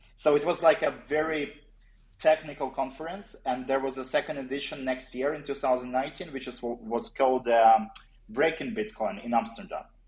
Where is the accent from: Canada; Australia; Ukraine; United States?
Ukraine; I'm from Ukraine originally